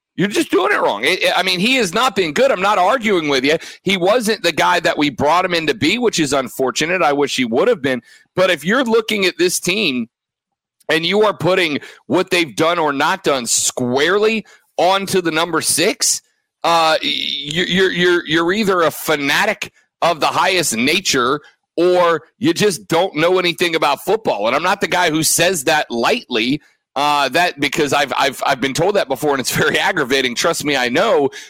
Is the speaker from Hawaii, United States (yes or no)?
no; Florida, United States; moved away; down in the sunshine state of Florida, my home state